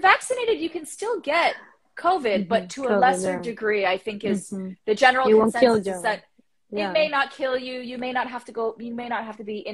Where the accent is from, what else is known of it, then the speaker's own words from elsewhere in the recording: Canada; as the Canadian